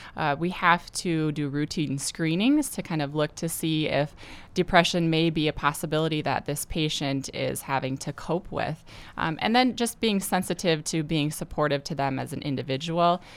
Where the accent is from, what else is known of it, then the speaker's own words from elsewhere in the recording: Gettysburg, South Dakota, United States; I'm from Gettysburg originally.